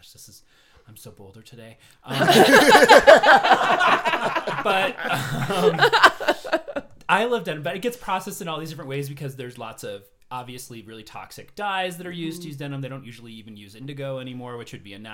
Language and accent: English; Vermont, United States; also born or lived in California; now in Colorado, United States; I grew up in Vermont